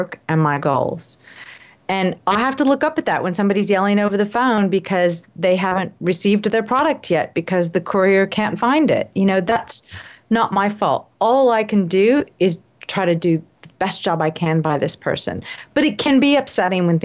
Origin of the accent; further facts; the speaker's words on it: United States; now in Australia; I'm obviously American living in Australia